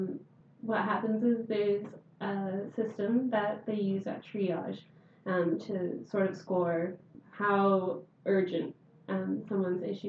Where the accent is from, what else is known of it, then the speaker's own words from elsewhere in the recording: Canada; moved away; I'm from Canada